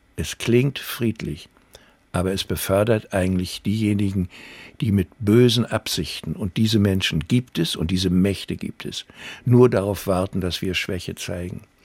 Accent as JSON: {"language": "German", "town": "Rostock", "region": "Mecklenburg-Vorpommern", "country": "Germany", "tie": "born or raised there", "said": "meine Heimat, Uni Rostock"}